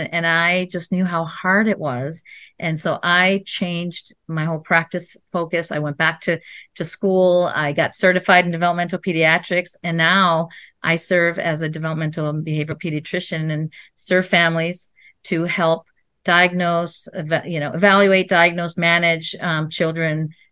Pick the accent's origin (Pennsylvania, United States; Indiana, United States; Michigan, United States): Michigan, United States; Ann Arbor; moved away as an adult; also born or lived in Chapel Hill, North Carolina; now in Los Angeles, United States; I grew up in Michigan, Ann Arbor, Michigan